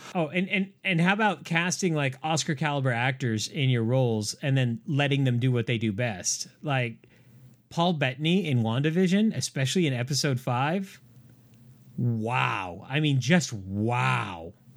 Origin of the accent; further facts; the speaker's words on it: San Diego, California, United States; the SeaWorld that I grew up next to in San Diego